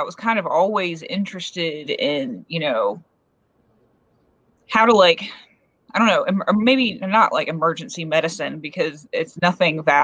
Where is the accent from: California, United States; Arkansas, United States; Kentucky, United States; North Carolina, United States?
North Carolina, United States; coast of; now in Appalachians, United States; I grew up in like, on the coast of North Carolina